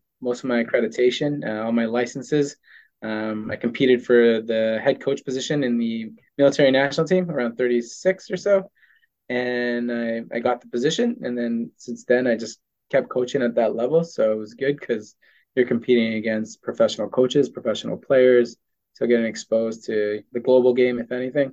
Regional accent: Toronto, Ontario, Canada; also born or lived in South America; now in Ottawa, Canada; I grew up in Toronto more than anything else

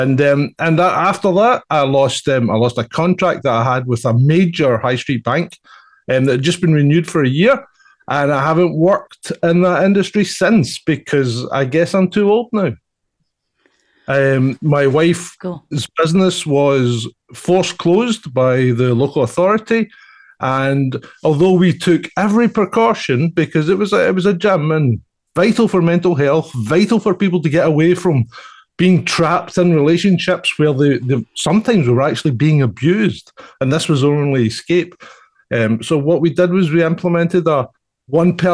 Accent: Scotland, United Kingdom; I'm a Scotsman

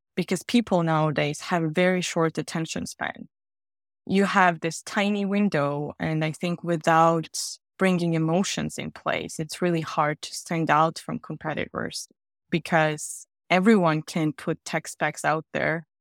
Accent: Georgia; moved away as an adult; also born or lived in Riga, Latvia / France / Germany; now in London, United Kingdom; I'm originally from Georgia, the country, not the state

